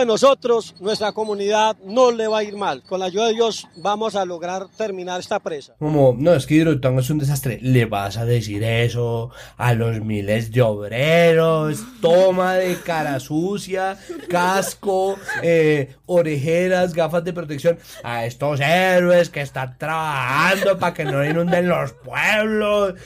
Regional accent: Antioquia, Colombia; yo como antioqueña

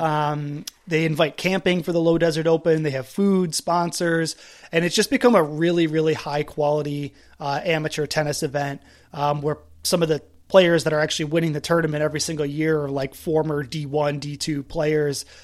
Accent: East Coast, United States; I grew up on the East Coast.

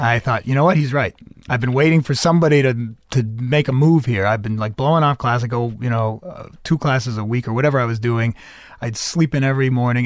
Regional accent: Medford, Massachusetts, United States; also born or lived in New York; I was born in New York and raised in the Boston area

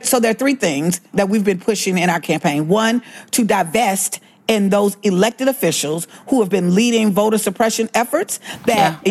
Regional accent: Alabama, United States; I grew up in Alabama

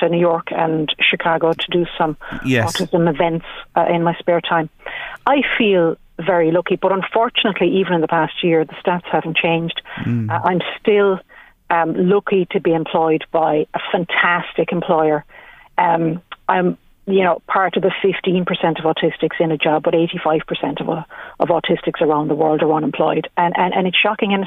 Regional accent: Ireland; growing up in Ireland

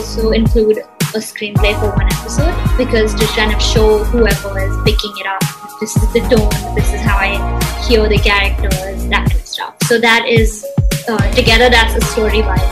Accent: Mumbai, Maharashtra, India; I was born and brought up in Bombay, and I was going to school here

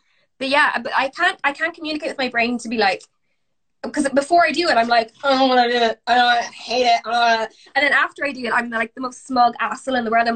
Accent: Galway, Connacht, Ireland; moved away as an adult; also born or lived in Oxford, United Kingdom / Birmingham, United Kingdom; now in United Kingdom; I'm from Galway and I naturally talk very, very fast

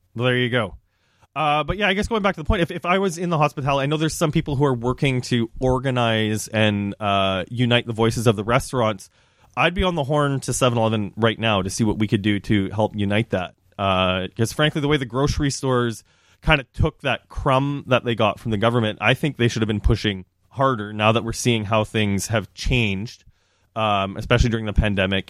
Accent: Saskatchewan, Canada; moved away; working at the grocery store growing up in Saskatchewan

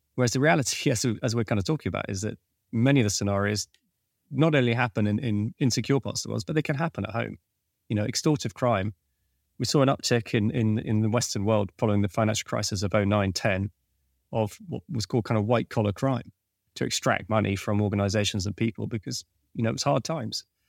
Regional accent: Venezuela; moved away; I was born in Venezuela, and so I, I had a, a Spanish-speaking capability, and I'd studied Spanish as well

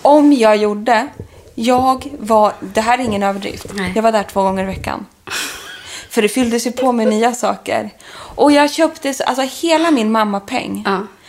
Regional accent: Stockholm, Stockholm County, Sweden; also born or lived in London; Vi skulle ha julbröllop hemma i Stockholm

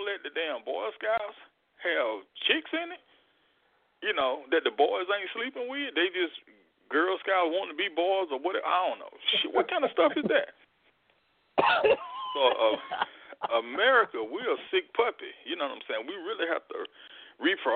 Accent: Mississippi, United States; born and bred in the South in Mississippi

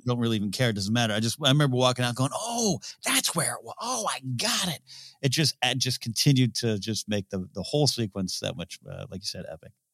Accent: Pismo Beach, California, United States; I grew up in Visible Beach, Cal, California

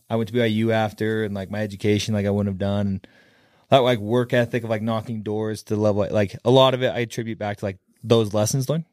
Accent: Kaysville, Utah, United States; I grew up in Kaysville, I have ten siblings

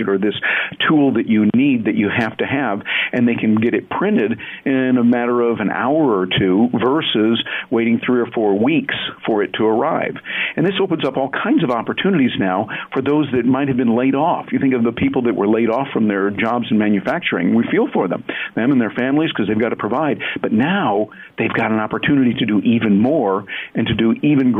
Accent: Michigan, United States; I grew up in Michigan with the auto industry and all

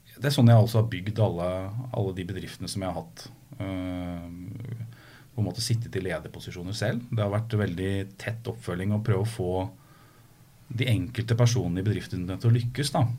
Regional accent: Skotterud, Innlandet, Norway; moved away; Jeg er fra Skøtterud.

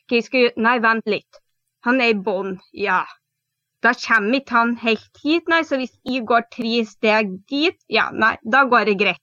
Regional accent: Trøndelag, Norway; now in Telemark, Norway; Jeg er opprinnelig trønder, men bor nå i Telemark. Mm det er litt spesiell dialekt

